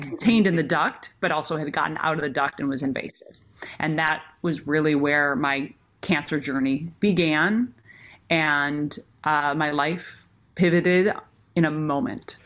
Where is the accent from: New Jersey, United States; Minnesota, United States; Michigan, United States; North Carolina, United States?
Minnesota, United States; when I was growing up in Minnesota